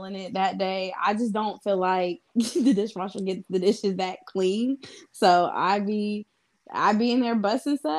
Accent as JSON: {"language": "English", "region": "Midwest", "country": "United States", "tie": "born or raised there", "said": "I may have been born and raised in the Midwest, but I'm a Southern girl at heart"}